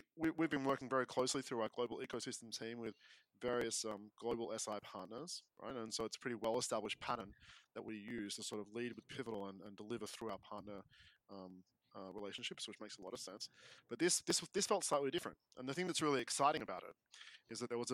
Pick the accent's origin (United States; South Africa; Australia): Australia; Melbourne, Victoria; I'm from the mean streets of Melbourne, Australia